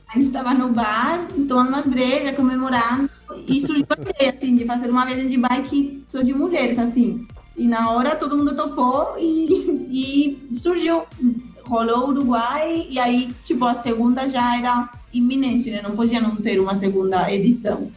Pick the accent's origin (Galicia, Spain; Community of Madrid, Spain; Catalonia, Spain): Community of Madrid, Spain; Madrid; Portuguese is a second language; moved away as an adult; now in Brazil; nasci na Espanha, em Madrid, mas atualmente moro no Brasil. Fazem cinco anos que eu vim para fazer intercâmbio